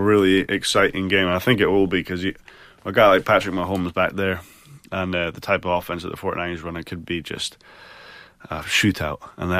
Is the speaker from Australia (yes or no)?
no; Scotland, United Kingdom; now in United States; When I first moved over, I had to Americanify my accent, because I couldn't even order food without the waitress or waiter going, excuse me. Everybody knows I'm from Scotland